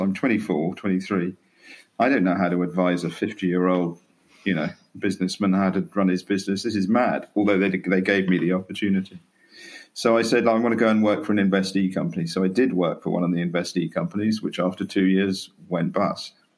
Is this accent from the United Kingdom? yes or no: yes; Norfolk, East of England, United Kingdom; born or raised there; also born or lived in Canterbury, Kent / London